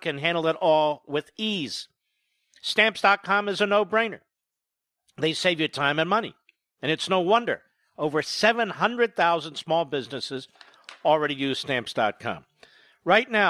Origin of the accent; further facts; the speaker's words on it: Philadelphia, Pennsylvania, United States; When I was a kid growing up in Philadelphia